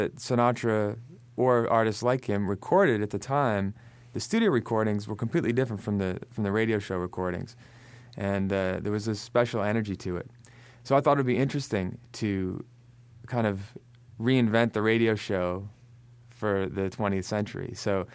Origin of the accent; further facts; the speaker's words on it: Hudson Falls, New York, United States; moved away as an adult; now in New York City, United States; I'm originally from a little town called Hudson Falls, New York.